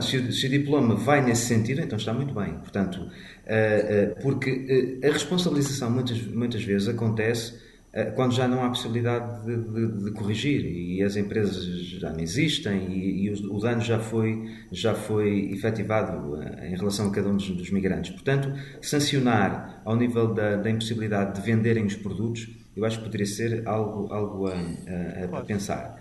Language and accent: Portuguese; Portugal; enquanto portugueses